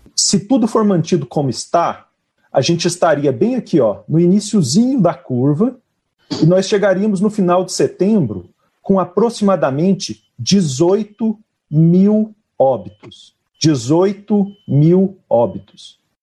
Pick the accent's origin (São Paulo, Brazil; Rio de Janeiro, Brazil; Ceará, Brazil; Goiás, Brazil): Goiás, Brazil; sendo eu mesmo goiano